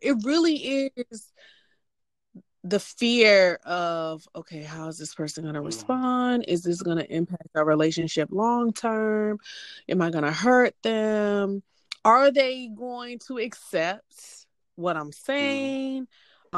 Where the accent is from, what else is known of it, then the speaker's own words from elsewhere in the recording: Hampton, Virginia, United States; now in Atlanta, United States; I am originally from Hampton, Virginia, but currently I live in the Atlanta metro area